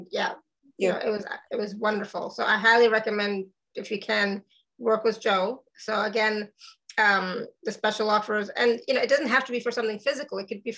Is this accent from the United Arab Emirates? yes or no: no; Canada; now in Austria; I am Canadian, so I will say that.